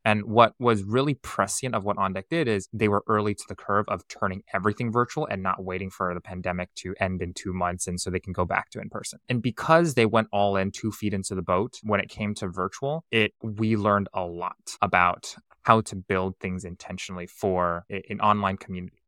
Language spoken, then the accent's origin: English; Silicon Valley, California, United States; I was born and raised in Silicon Valley